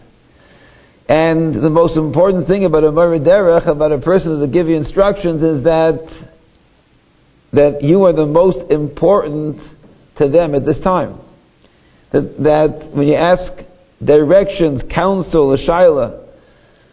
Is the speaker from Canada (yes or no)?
yes; Toronto, Ontario, Canada; my hometown, Toronto